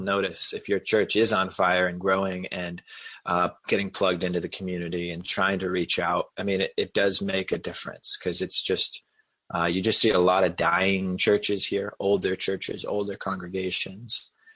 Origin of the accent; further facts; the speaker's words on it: New Hampshire, United States; also born or lived in Boston area / South Carolina; I grew up in New Hampshire